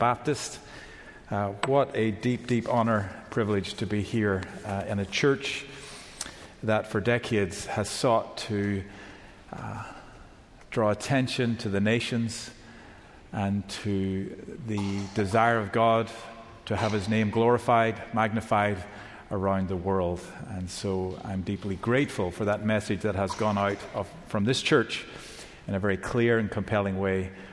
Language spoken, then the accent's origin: English; Northern Ireland, United Kingdom; now in Georgia, United States; I live in Georgia now currently, but I come from Northern Ireland originally